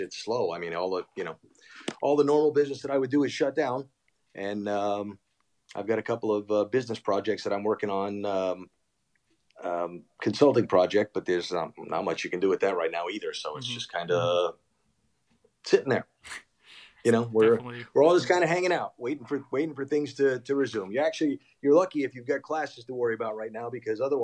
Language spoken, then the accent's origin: English; Providence, Rhode Island, United States; Growing up, Providence, Rhode Island. I grew up in Rhode Island